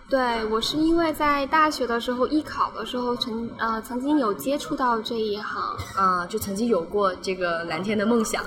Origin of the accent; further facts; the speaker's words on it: Wuhan, Hubei, China; 我来自湖北武汉，毕业于华师传媒大学，武汉传媒学院，我，呃，专业是电子商务